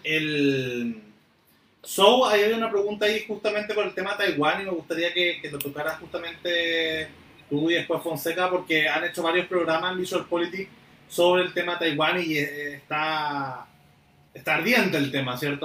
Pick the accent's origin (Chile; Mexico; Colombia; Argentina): Chile